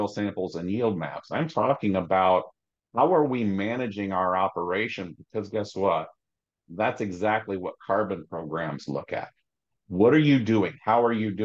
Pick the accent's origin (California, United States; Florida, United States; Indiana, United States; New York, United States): Indiana, United States; Southeast; also born or lived in Ohio / Southwest Michigan / Richmond, Virginia; Farm I grew up on in Southeast Indiana